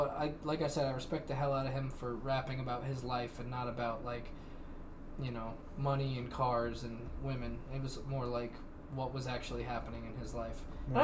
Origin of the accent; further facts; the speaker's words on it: Detroit, Michigan, United States; Yeah, I'm from Detroit, and someone broke into our house and stole our money